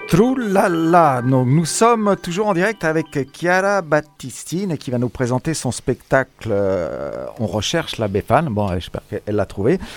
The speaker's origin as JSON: {"language": "French", "country": "France", "tie": "born or raised there", "also_born_or_lived": "Cassino", "said": "Je suis né en France moi aussi"}